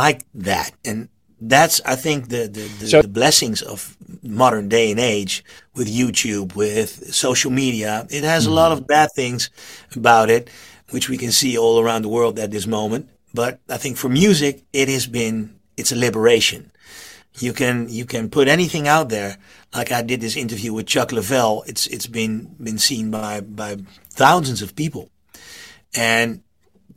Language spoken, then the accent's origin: English; half an hour west of Zoetermeer, South Holland, Netherlands; I was born half an hour west of that town